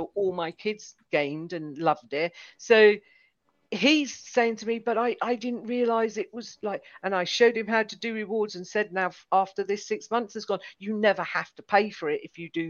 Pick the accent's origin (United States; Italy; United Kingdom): United Kingdom; Because I'm British